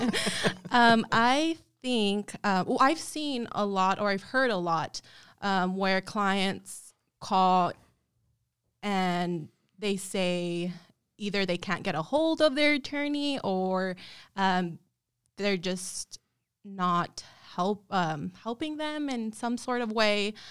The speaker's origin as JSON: {"language": "English", "town": "El Paso", "region": "Texas", "country": "United States", "tie": "born or raised there", "also_born_or_lived": "Austell, Georgia", "moved": "as an adult", "lives_now": "San Antonio, United States", "said": "And I was raised in El Paso, Texas."}